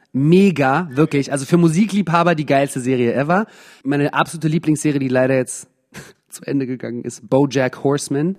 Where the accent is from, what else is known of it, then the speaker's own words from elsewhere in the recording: Germany; moved away; also born or lived in England; in Deutschland äh, ohne Akzent aufgewachsen